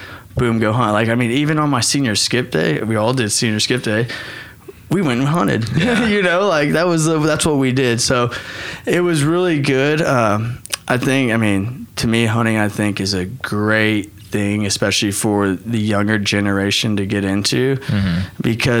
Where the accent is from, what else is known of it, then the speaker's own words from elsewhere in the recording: Hawaii, United States; I mean, you know, I'm a Hawaiian. I have the Hawaiian blood. I need the sun on me.